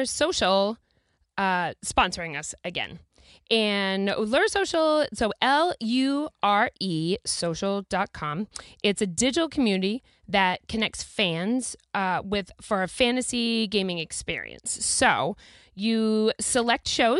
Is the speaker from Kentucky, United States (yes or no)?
no; New Jersey, United States; I'm from Jersey